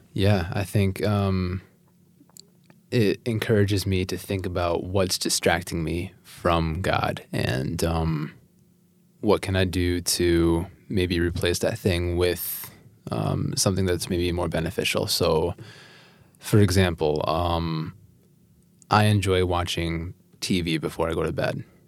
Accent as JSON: {"language": "English", "town": "Lake City", "region": "Michigan", "country": "United States", "also_born_or_lived": "Grand Rapids, Michigan", "moved": "as an adult", "lives_now": "Holland, United States", "said": "I come originally from Lake City, Michigan."}